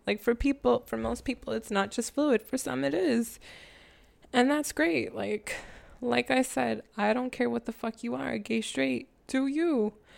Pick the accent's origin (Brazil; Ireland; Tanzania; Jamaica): Jamaica; I'm Jamaican.